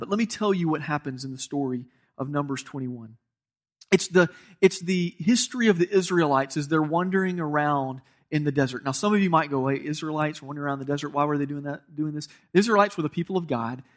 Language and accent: English; Georgia, United States; I'm from Georgia